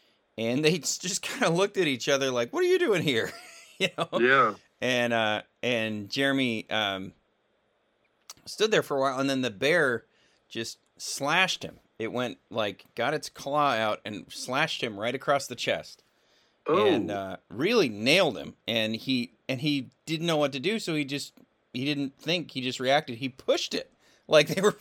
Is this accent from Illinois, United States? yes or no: no; Virginia, United States; I grew up in Virginia mostly